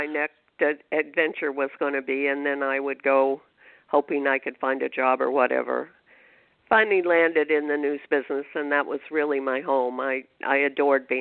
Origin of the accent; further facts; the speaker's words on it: California, United States; moved away as an adult; also born or lived in Oklahoma City, Oklahoma / Detroit, Michigan; now in New York, United States; I was born in Oklahoma City. We moved to California when I was 10, and I graduated from high school and college in California